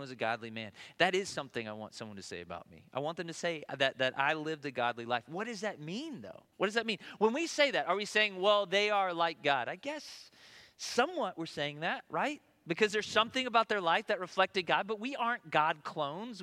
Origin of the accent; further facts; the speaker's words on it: Tennessee, United States; moved away; I'm from Tennessee